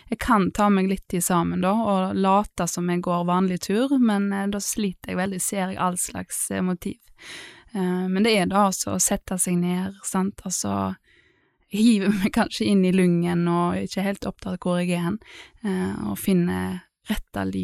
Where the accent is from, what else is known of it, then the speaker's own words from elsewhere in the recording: Vestland, Norway; Da vil jo jeg si Grindheimsfjorden, for der har jeg alle mine barndomsminner, i holmene på somrene og sånn.